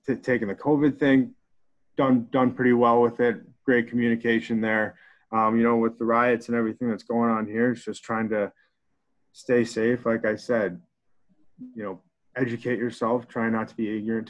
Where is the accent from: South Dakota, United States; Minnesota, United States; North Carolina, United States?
Minnesota, United States; Plymouth; moved away as an adult; from Plymouth, Minnesota. I grew up in Minnesota, got fortunate enough to play high school hockey in Minnesota